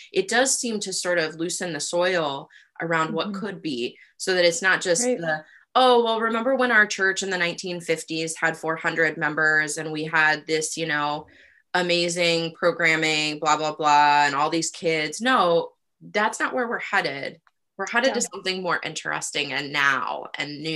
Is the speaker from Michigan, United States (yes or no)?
no; Rust Belt, Ohio, United States; moved away; also born or lived in Toledo, Ohio / Youngstown, Ohio / Cleveland, Ohio; I grew up in the Rust Belt.